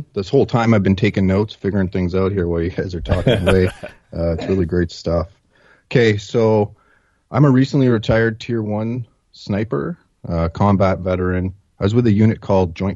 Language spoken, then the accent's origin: English; Northern Ontario, Canada; I grew up in Northern Ontario